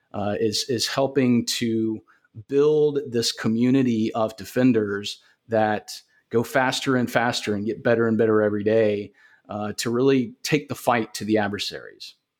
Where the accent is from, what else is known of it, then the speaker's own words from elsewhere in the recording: Augusta, Georgia, United States; I was, uh, born and raised in Augusta, Georgia. Lived here all my life